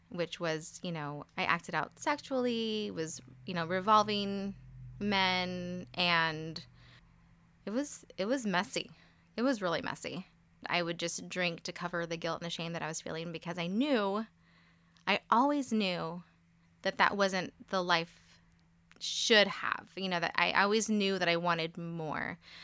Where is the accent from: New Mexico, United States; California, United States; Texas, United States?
California, United States; Modesto; I was born in Modesto, California. So, I've born and raised for the most part here